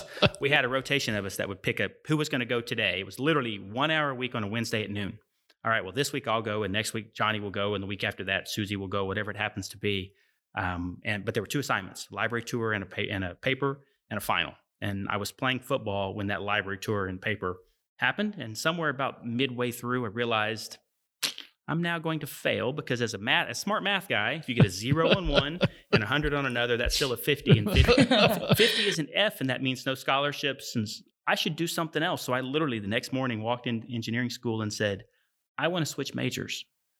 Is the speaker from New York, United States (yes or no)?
no; Lawton, Oklahoma, United States; Grew up in Lawton. I graduated Lawton High in 1992. Decided to come to Stillwater.